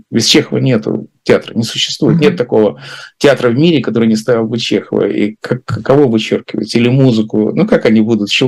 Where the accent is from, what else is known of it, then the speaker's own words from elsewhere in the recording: Latvia; also born or lived in Russia; Но она знает, конечно, что я из России, хотя я сам теперь говорю, что я из Латвии.